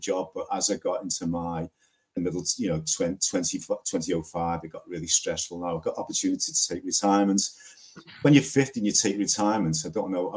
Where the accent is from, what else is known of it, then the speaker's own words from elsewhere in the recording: Liverpool, North West England, United Kingdom; I'm from Liverpool in the UK.